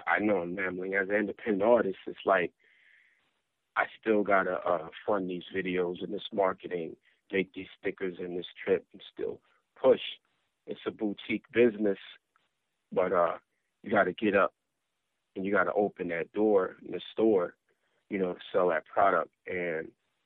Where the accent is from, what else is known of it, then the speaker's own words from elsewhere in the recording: New York City, New York, United States; growing up in South Jamaica, Queens.